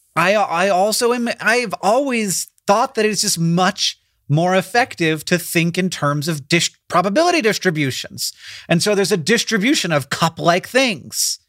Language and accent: English; Florida, United States; moved away; I grew up in Florida